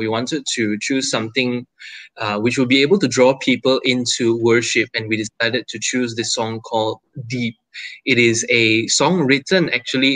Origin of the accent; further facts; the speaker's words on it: Penang, Malaysia; moved away as an adult; now in Kuala Lumpur, Malaysia; … and myself, we are both from Penang. We have been in Kuala Lumpur for about 3 years working and studying